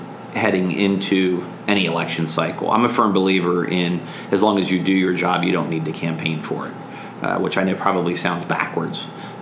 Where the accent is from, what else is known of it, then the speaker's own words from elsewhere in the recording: Pennsylvania, United States; You know, Dan's a Democrat from Allegheny County, and I'm a Republican from Lancaster County.